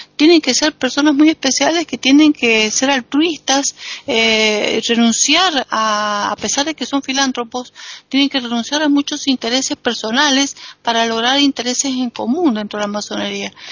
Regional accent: Argentina; soy argentina

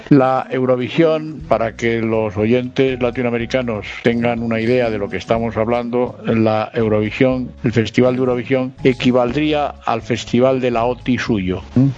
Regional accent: Spain; En nuestro país, aquí en España

